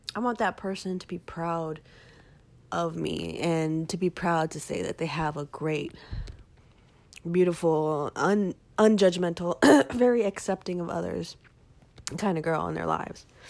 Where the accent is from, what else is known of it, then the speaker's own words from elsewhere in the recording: Texas, United States; also born or lived in Austin, Texas; here in my hometown